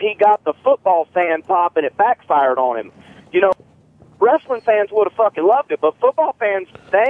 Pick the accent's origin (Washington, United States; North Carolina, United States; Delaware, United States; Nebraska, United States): North Carolina, United States; I grew up in North Carolina